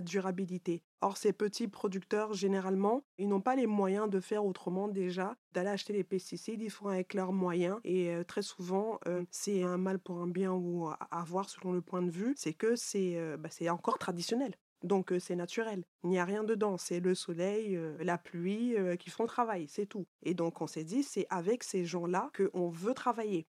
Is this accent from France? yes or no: no; Cameroon; moved away; moi du Cameroun